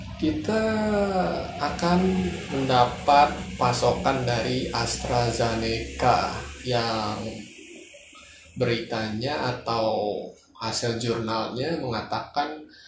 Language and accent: Indonesian; Jakarta, Indonesia; kita sebagai warga Jakarta